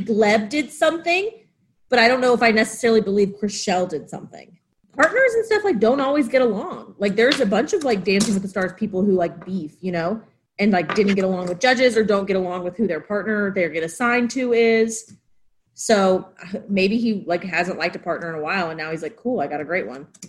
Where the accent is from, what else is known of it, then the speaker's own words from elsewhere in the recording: the South, United States; moved away; I'm from the South